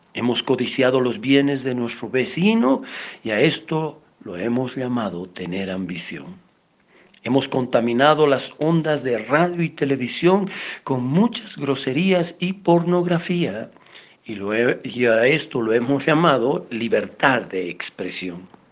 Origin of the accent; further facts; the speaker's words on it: Bolivia; Nosotros como bolivianos